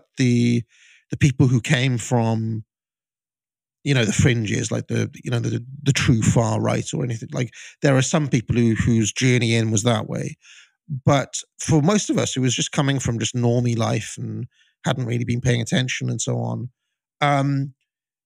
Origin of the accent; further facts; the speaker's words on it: United Kingdom; growing up in Britain in the 90s and, you know, 2000s